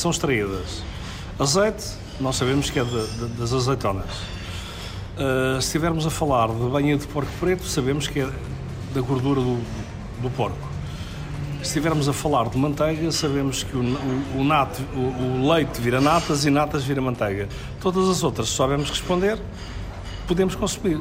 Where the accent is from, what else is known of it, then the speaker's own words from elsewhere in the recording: Lisbon, Portugal; era uma coisa tão comum em Lisboa, porque foi onde eu cresci